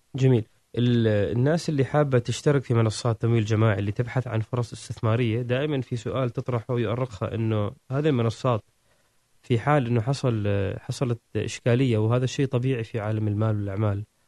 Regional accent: Oman; نحن عندنا في عمان

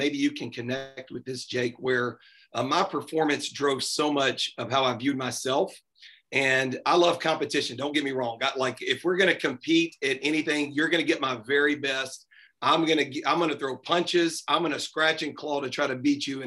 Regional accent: Nashville, Tennessee, United States; I grew up here in Nashville and I still reside in Nashville

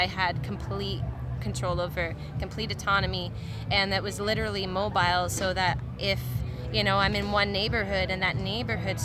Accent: Guelph, Ontario, Canada; I grew up in Guelph

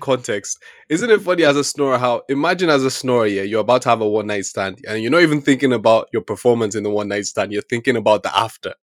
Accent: Nigeria; me being a Nigerian man

